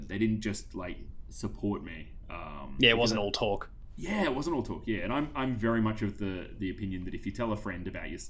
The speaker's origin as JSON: {"language": "English", "town": "Sale", "region": "Victoria", "country": "Australia", "tie": "born or raised there", "said": "when I grew up in Sale"}